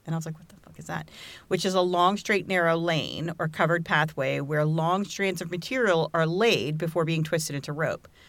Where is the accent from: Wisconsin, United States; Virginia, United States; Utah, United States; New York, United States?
Virginia, United States; Virginia Beach; I grew up in Virginia Beach